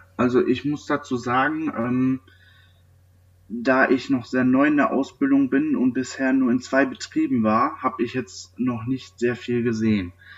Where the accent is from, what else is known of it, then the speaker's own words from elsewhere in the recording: near Neheim, North Rhine-Westphalia, Germany; Ich komme aus der Nähe von Neheim